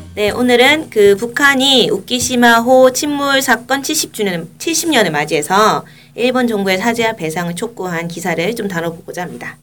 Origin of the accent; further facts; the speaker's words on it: Busan, South Korea; 부산 출신으로서 화가 납니다